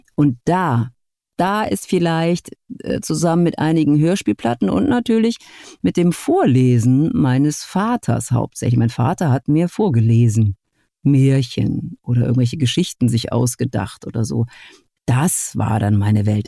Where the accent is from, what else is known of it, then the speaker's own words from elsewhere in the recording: near Essen, North Rhine-Westphalia, Germany; nicht sehr weit von meinem Geburtsort entfernt